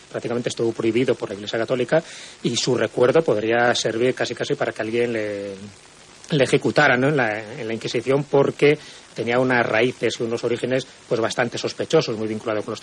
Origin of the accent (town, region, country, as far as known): León, Castile and León, Spain